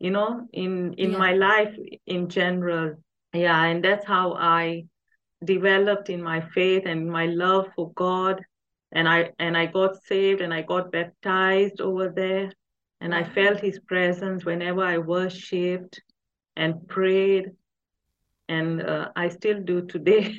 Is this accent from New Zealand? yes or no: no; Tanzania; moved away as an adult; now in England, United Kingdom; I was born there and I grew up in Tanzania. I only came to England in 2007